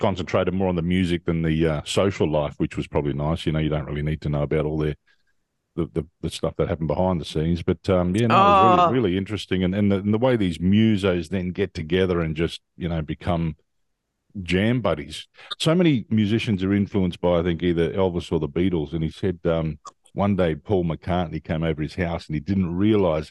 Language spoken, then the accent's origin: English; Adelaide, South Australia, Australia; moved away; I did a gig back in my hometown, Adelaide